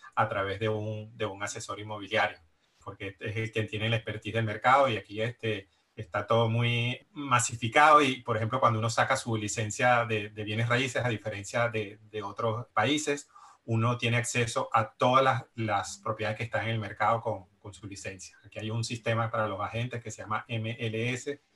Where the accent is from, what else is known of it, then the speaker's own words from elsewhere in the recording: Venezuela; moved away as an adult; also born or lived in Barcelona, Spain; now in Miami, United States; soy venezolano, también emigré desde Venezuela